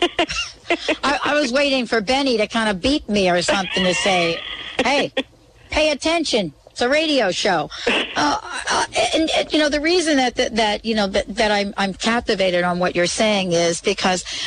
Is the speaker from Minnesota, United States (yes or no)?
no; New York City, New York, United States; also born or lived in New Jersey; I grew up in New York City and New Jersey.